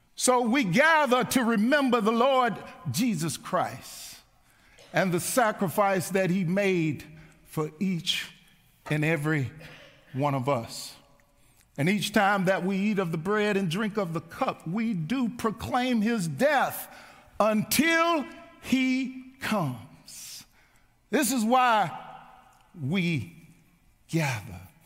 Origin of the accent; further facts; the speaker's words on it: Mount Juliet, Tennessee, United States; As a little boy growing up on Lowell Grove here in Mount Juliet